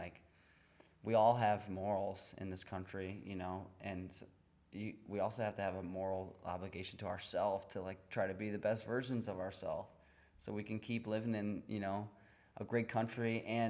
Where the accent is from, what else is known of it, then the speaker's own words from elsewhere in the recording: United States; as an American